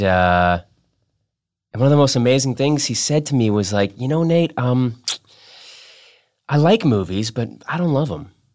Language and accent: English; Massachusetts, United States; I'm also from Massachusetts